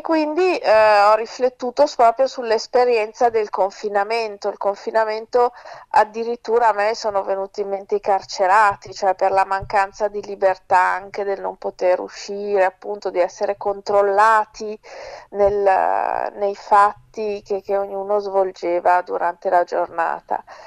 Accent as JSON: {"language": "Italian", "town": "Milan", "region": "Lombardy", "country": "Italy", "tie": "born or raised there", "said": "io vivo a Milano, sono nata e cresciuta a Milano"}